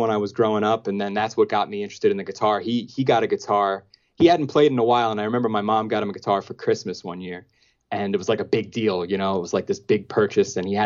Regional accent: New York City, New York, United States; I grew up in Marine Park, Brooklyn

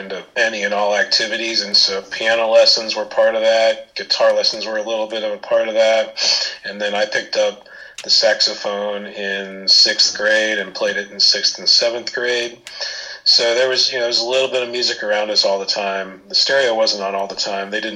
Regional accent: Indiana, United States; also born or lived in London, United Kingdom; I was a top 40 kid growing up in Indiana

